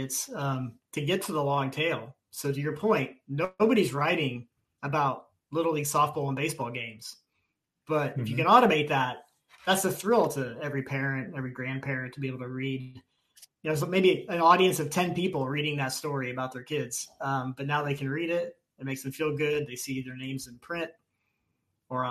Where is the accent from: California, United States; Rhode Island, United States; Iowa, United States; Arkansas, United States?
Iowa, United States; Mount Pleasant; now in Chicago, United States; I grew up in Iowa, so a small world, about an hour